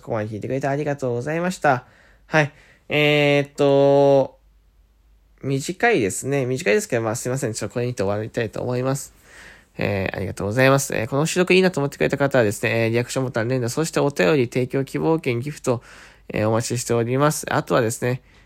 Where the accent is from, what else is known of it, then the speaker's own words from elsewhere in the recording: Fukuoka, Japan; accent: Hakata dialect; 方言なかなか博多出身、福岡出身で、方言ってなかなか出ないつもりだったんですけど、染みついちゃって